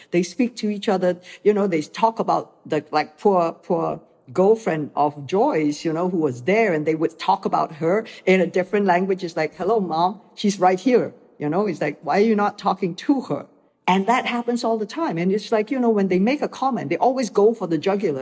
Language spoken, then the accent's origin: English; Malaysia; moved away as an adult; also born or lived in Hong Kong; I came from Malaysia, where I grew up watching mm-hmm. movies that were international